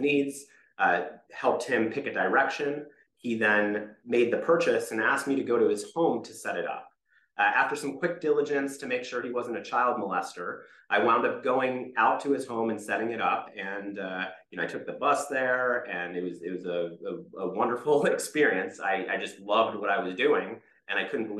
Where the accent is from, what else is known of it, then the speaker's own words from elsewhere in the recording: Rockville, Maryland, United States; I grew up just outside of Washington, D.C. in Rockville, Maryland